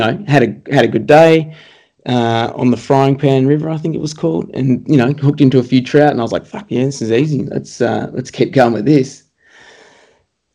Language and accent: English; Melbourne, Victoria, Australia; moved away as an adult; born and bred in Melbourne